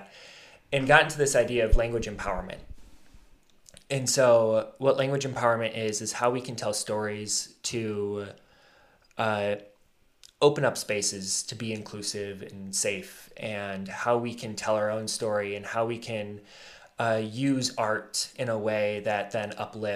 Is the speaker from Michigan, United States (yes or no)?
yes; Alpena, Michigan, United States; I grew up here in Alpena, graduated from Alpena High in 2015